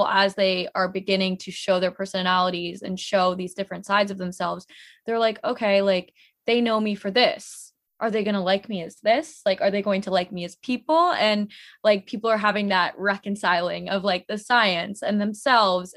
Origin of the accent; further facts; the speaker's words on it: United States; being Indian American